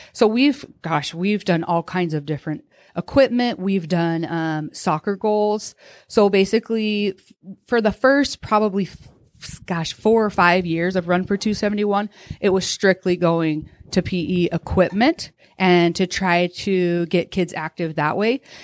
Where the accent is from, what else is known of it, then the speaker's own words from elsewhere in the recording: Utah, United States; moved away as an adult; now in Coeur d'Alene, United States; I grew up in Utah, I went to Southern Utah University.